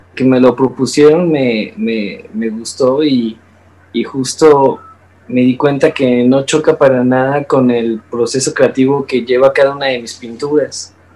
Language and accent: Spanish; Mexico; como artista mexicano joven